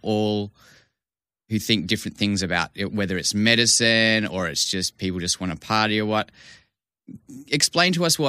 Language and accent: English; Vancouver, British Columbia, Canada; I grew up in Vancouver and was able to. Basically, we lived near the University of British Columbia because that's where my dad was studying